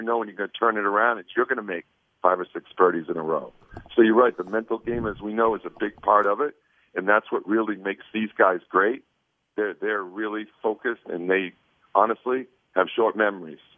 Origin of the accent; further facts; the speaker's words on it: Portland, Maine, United States; now in Vancouver, United States; I grew up in Maine, Portland, Maine. So you know, I was born there, and now, ironically, I live right outside of Portland, Oregon, actually in Vancouver, Washington